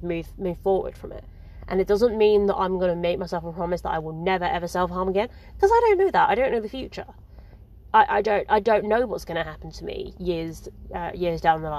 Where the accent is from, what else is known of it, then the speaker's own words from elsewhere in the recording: England, United Kingdom; I'm English